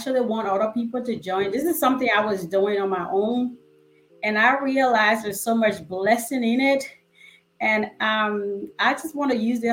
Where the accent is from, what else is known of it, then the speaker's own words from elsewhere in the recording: Liberia; moved away; I'm from West Africa, a country called Liberia. And it's a struggle down there. Things are hard